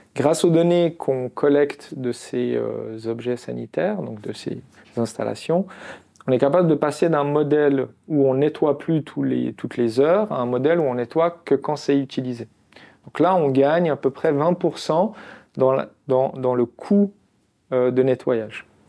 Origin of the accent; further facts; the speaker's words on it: Constantine, Constantine Province, Algeria; now in Lausanne, Switzerland; je suis né en Algérie, je suis né à Constantine